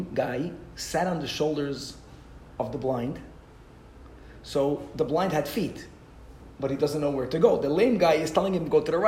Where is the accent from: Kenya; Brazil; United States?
Brazil; I'm from Brazil